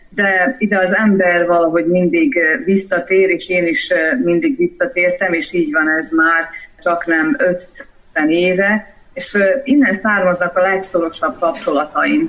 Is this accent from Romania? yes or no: no; Srbobran, Vojvodina, Serbia; born or raised there; moved away as an adult; also born or lived in Vrbas / Novi Sad; now in Budapest, Hungary